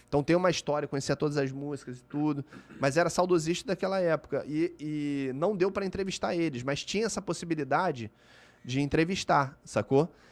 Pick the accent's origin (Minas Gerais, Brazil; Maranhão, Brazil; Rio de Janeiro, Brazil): Rio de Janeiro, Brazil; eu sou da Barra da Tijuca, uhum. eu nasci na Barra